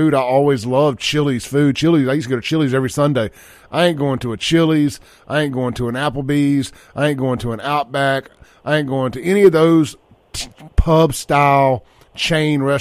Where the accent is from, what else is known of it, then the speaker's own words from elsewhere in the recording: Jackson, Mississippi, United States; I grew up in two different areas of South Jackson